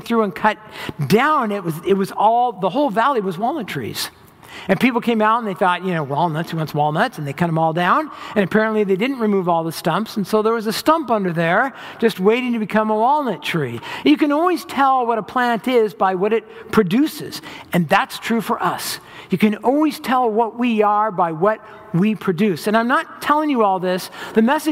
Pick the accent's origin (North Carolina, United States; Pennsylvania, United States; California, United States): California, United States; Orange County, Southern; also born or lived in Los Angeles hills, California; I grew up in Southern California in Orange County. And when I was in middle school, my parents bought some property in the hills of LA, and we moved up